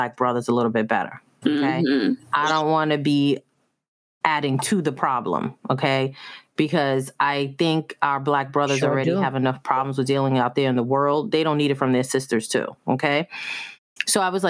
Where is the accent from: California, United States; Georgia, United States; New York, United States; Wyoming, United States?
New York, United States; growing up in New York